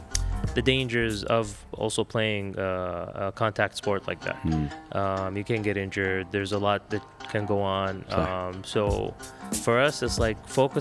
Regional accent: Saudi Arabia; growing up in Saudi

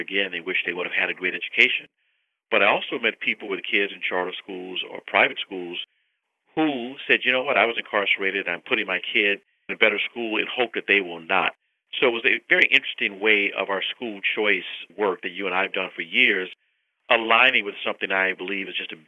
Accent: California, United States; a state like California, my home state

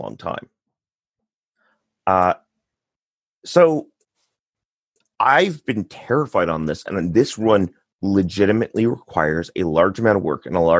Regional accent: Canada; first language English; now in Quebec, Canada; So I'm Canadian.

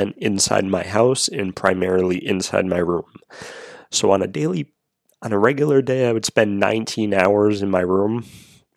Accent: Rhode Island, United States; moved away as an adult; also born or lived in Florida; I moved from Florida back to my home state of Rhode Island to family.

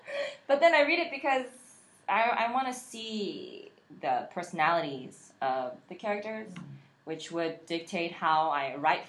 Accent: United States; I was born here in America, so my Korean is okay.

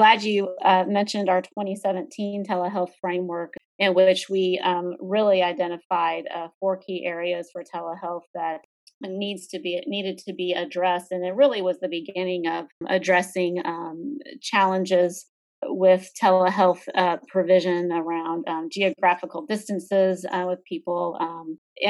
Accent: Dallas-Fort Worth area, Texas, United States; I'm from the Dallas-Fort Worth area. That's where I grew up

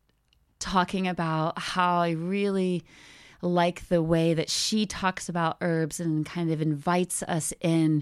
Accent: Ohio, United States; now in Canada; I grew up in Ohio, which is in the States, in case you're wondering, somewhere near the middle.

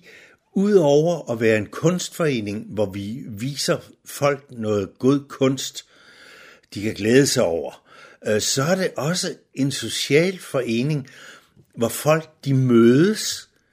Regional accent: Nykøbing Falster, Zealand, Denmark; moved away as an adult; now in Humlebæk, Denmark; Jeg er ikke født i Humlebæk. Jeg er fra Nykøbing Falster

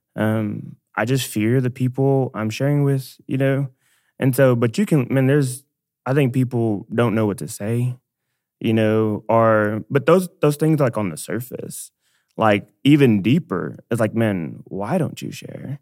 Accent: Dallas, Texas, United States; I'm from Dallas, born and raised.

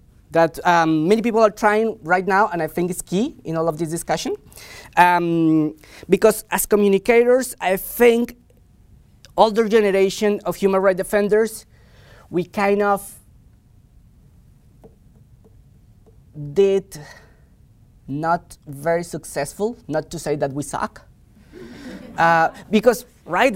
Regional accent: Colombia; moved away as an adult; I'm from Colombia. I was educated in Colombia. I lived in Colombia for the better part of my life.

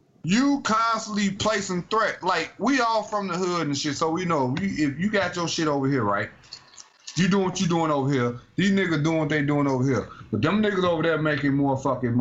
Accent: United States; I am an American.

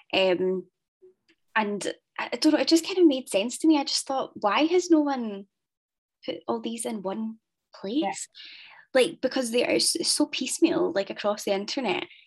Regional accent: Ayr, Scotland, United Kingdom; I'm from Ayr

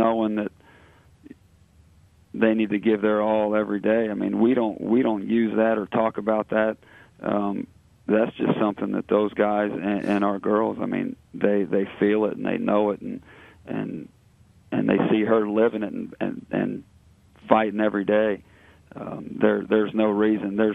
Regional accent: Southeast Indiana, United States; now in Cincinnati, United States; I'm from Southeast Indiana

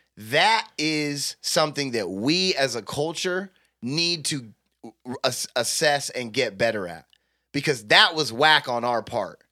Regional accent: United States; I'm an American

